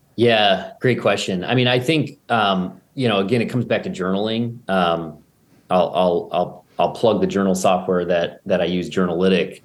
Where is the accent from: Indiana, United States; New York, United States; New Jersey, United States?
New York, United States; Buffalo; I grew up in Buffalo